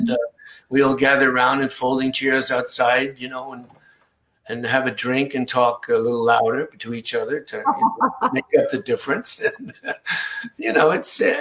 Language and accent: English; Rockville Centre, New York, United States; also born or lived in Queens, New York; I went to high school, Rockford Center, Long Island, which I call my hometown because that's the one we lived in longest when I was a kid.